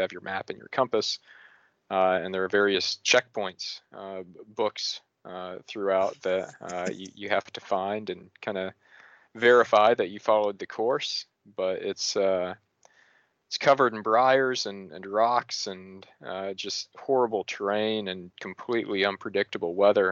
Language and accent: English; Tennessee, United States; near my home where I grew up in Tennessee